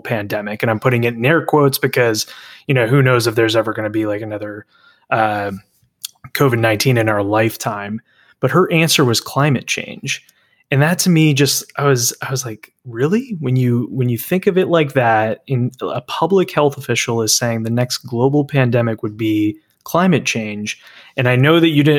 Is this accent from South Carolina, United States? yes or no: no; Dallas, Texas, United States; my hometown of Dallas